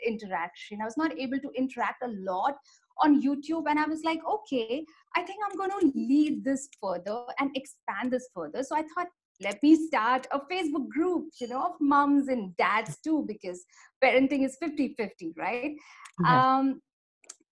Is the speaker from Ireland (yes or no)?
no; Mumbai, Maharashtra, India; I'm from Mumbai, India